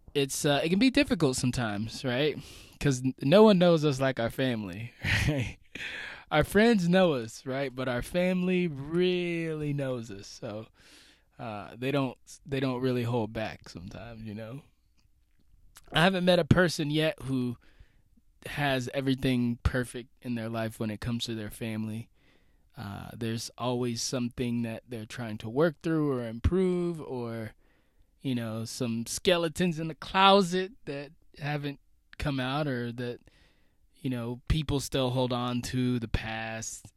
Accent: United States; being an American, being someone away from home right now as I record this

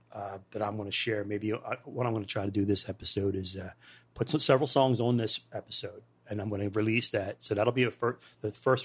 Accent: California, United States; That kind of same California feel growing up in California.

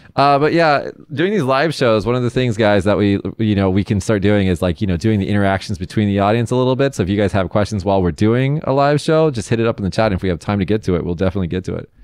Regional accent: United States; moved away as an adult; now in Japan; I'm American

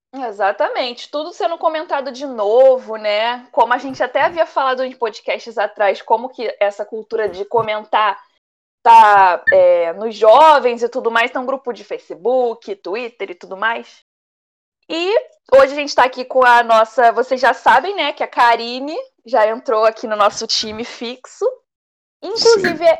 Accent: Rio de Janeiro, Brazil; E aqui do grupo, sendo a única carioca, né? Eu passo ali, eu tenho. Eu não sou do Lebon, eu moro na Zona Oeste do Rio

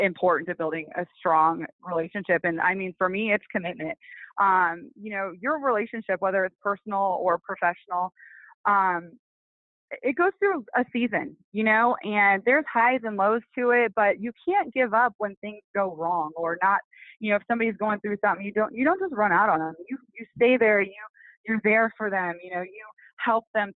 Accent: Midwest, United States; also born or lived in Toronto; now in Las Vegas, United States; I'm from the Midwest

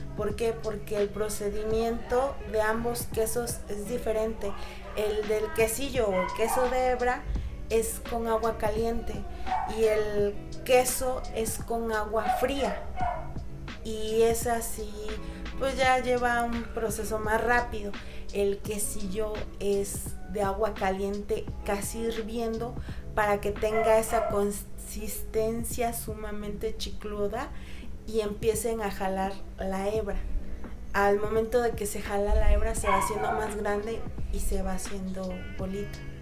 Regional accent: Oaxaca, Mexico

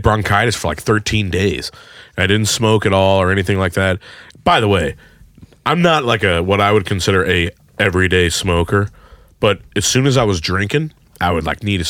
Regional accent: St. Charles, Missouri, United States; growing up in St. Charles, as I have

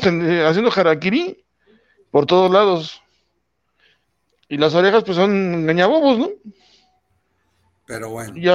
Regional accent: Mexico

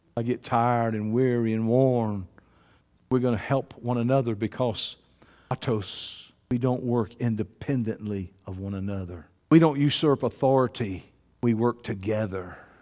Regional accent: Georgia, United States; I'm from Georgia

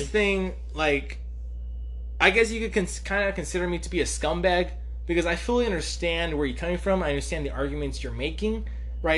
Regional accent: Mexico; I'm Mexican

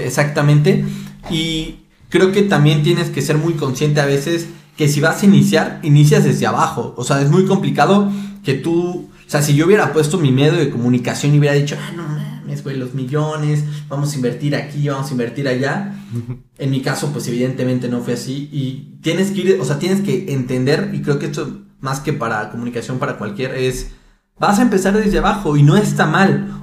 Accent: Mexico; soy de México

